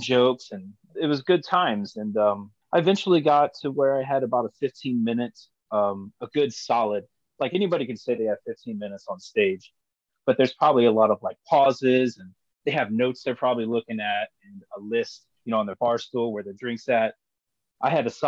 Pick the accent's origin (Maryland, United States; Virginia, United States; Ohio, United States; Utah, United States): Ohio, United States; Lima; I was born here in Lima, Ohio